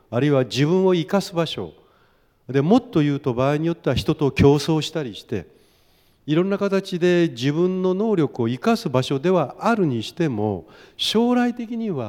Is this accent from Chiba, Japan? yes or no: no; Fukushima, Japan; えっと、出身は福島の福島市に